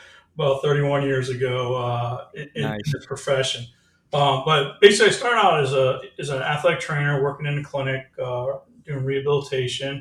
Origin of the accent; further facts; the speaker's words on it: Rhode Island, United States; I'm from Rhode Island and New England area, so hockey's our big thing here